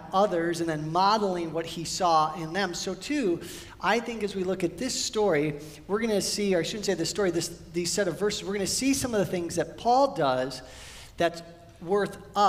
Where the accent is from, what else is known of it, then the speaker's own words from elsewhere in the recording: Midwest, United States; now in California, United States; We grew up in the Midwest and then moved out here to California